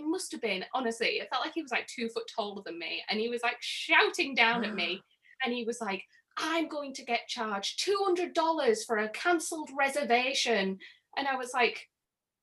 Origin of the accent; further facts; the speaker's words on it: Middlesbrough, North East England, United Kingdom; accent: northern; Middlesbrough, which is where I'm from